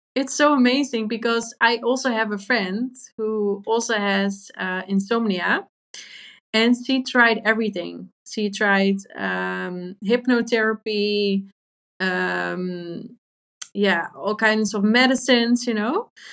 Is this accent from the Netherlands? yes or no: yes; Drachten, Friesland, Netherlands; that's really close to my hometown, Drachten